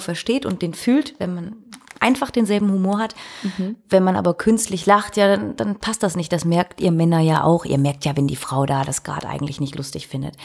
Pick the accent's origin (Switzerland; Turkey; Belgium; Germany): Belgium; bei uns in Belgien